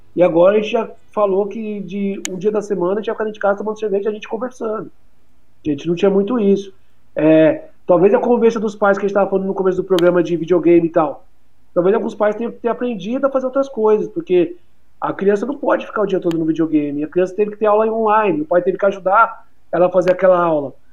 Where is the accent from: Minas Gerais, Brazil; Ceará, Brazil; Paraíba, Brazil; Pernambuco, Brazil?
Ceará, Brazil; Fortaleza; also born or lived in São Paulo; Eu nasci em São Paulo, mas eu vim de São Paulo para cá com 4 anos. É... De pra Fortaleza, na verdade, mudei.